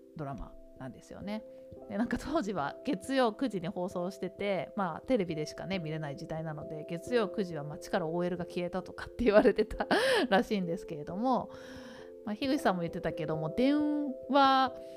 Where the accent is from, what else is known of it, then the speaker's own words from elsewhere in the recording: Tokyo, Japan; 東京で育ってしまった私の